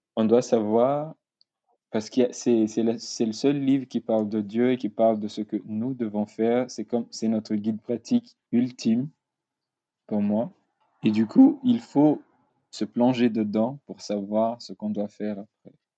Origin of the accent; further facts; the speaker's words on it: Madagascar; now in France; je suis étudiant ici en France. Euh, je viens de Madagascar